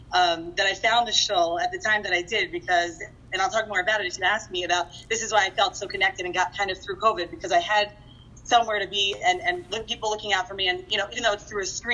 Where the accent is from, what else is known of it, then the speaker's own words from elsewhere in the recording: Baltimore, Maryland, United States; also born or lived in Boston; I grew up in Baltimore, so I did the Baltimore thing.